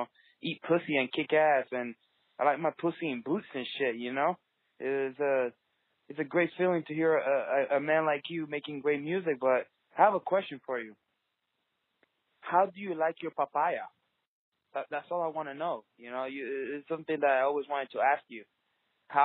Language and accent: English; Dominican Republic; I'm from the Dominican Republic